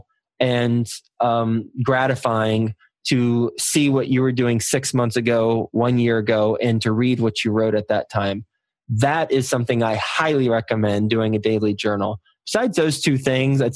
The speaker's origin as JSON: {"language": "English", "region": "Texas", "country": "United States", "tie": "born or raised there", "also_born_or_lived": "Michigan / New York City", "moved": "as an adult", "said": "I was born in Michigan, but I spent most of my life in Texas. Fortunately, since I was from Texas"}